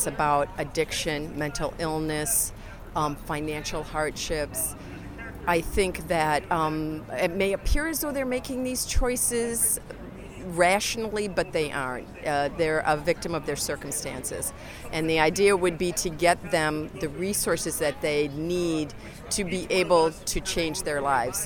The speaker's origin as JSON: {"language": "English", "town": "Grand Rapids", "region": "Michigan", "country": "United States", "tie": "born or raised there", "moved": "yes", "lives_now": "San Francisco, United States", "said": "when I was being raised here"}